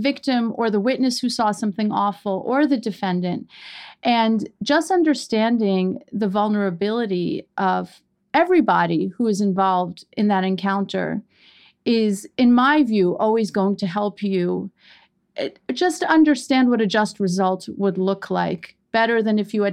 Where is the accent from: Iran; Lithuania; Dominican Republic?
Iran; now in New York City, United States; We are immigrants from Iran.